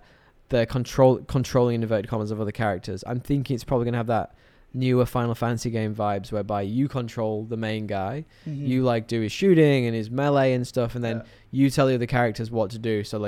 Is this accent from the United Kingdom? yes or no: yes; England, United Kingdom; I'm English.